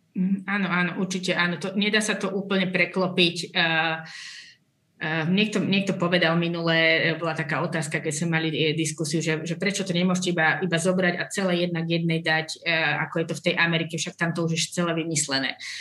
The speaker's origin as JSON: {"language": "Slovak", "area": "Orava", "region": "Žilina Region", "country": "Slovakia", "tie": "born or raised there", "said": "ja pochádzam z Oravy, hej, čiže tam je veľmi silné katolické zázemie"}